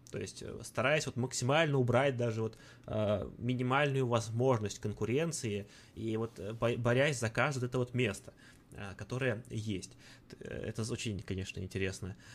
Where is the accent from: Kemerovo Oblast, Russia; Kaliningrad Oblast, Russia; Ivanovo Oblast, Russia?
Ivanovo Oblast, Russia; Ivanovo; там вот я вот из Иванова, смотришь ивановские новости